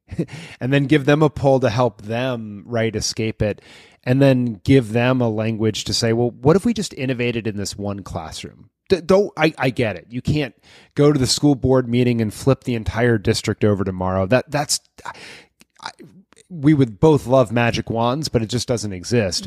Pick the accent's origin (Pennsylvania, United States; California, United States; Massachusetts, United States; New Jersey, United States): Massachusetts, United States; Lexington; my hometown of Lexington, Massachusetts